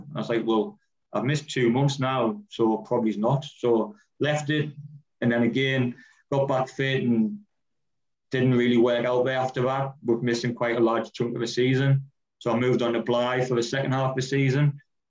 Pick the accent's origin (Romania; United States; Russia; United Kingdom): United Kingdom; near Durham, North East England; I'm from Bourbon, which is just outside of Durham.